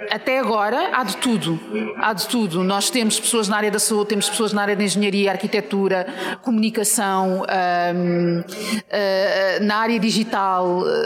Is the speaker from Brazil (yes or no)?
no; Portugal; also born or lived in Mozambique; eu nasci em Moçambique e, e cresci, passei a minha vida toda em Portugal, mas nasci em Moçambique.